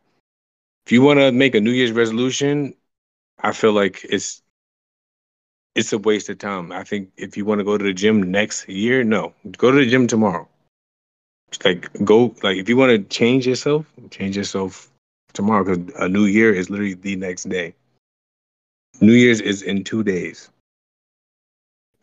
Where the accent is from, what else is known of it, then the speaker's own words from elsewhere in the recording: New Jersey, United States; now in San Diego, United States; I am originally from Jersey